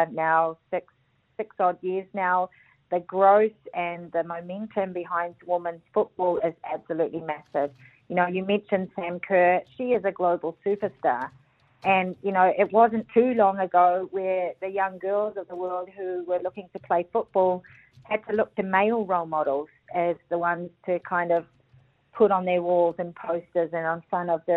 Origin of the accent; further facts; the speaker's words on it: New Zealand; being a Kiwi